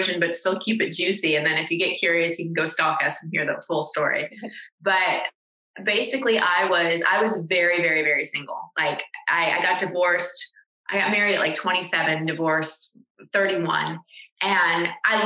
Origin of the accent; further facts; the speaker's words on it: Texas, United States; moved away; also born or lived in Los Angeles; I'm from Texas